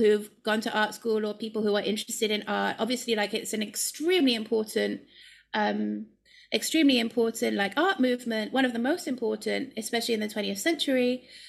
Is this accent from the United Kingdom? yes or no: yes; United Kingdom; moved away as an adult; also born or lived in London / Ireland; now in Amsterdam, Netherlands; as a British person